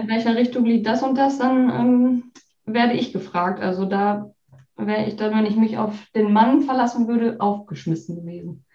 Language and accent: German; Enger, North Rhine-Westphalia, Germany; also born or lived in Herford / Bielefeld; geboren in Herford und aufgewachsen in Enger, wo Enger. mein Papa auch immer noch wohnt